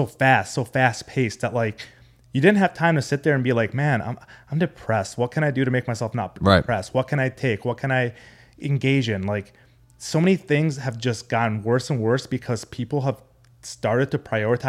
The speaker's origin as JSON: {"language": "English", "town": "Amman", "region": "Amman Governorate", "country": "Jordan", "tie": "born or raised there", "also_born_or_lived": "San Diego, California", "said": "So I'm Arabic. I was born in San Diego, California. But when I was 4 years old, I moved to the Middle East, Amman, Jordan, because that's where my mom's side of the family lives."}